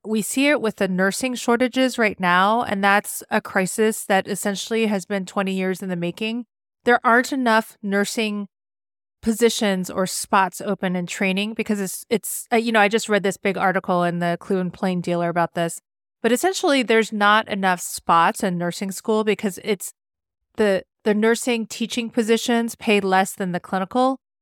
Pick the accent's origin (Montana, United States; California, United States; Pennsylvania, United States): California, United States; moved away as an adult; also born or lived in Rhode Island / Rochester, New York / Pittsburgh / Washington, D.C.; now in Cleveland, United States; I grew up in California, and then I came to the East Coast